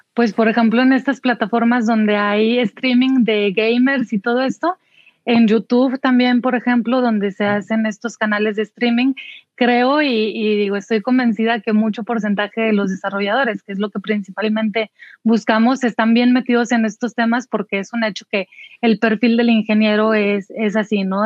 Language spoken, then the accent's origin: Spanish; Saltillo, Coahuila, Mexico; en Saltillo, de donde yo soy originaria.